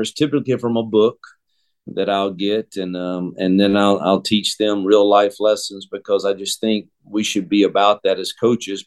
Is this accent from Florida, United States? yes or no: no; Mississippi, United States; moved away; I am Mississippi born and bred, and I return to my home state